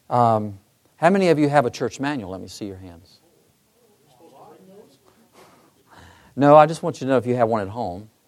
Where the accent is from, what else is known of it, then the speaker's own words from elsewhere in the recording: Michigan, United States; I'm from Michigan, too